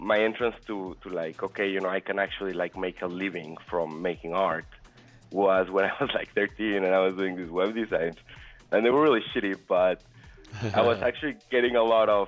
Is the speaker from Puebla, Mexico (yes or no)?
yes; Puebla, Mexico; in uh, Mexico, Puebla.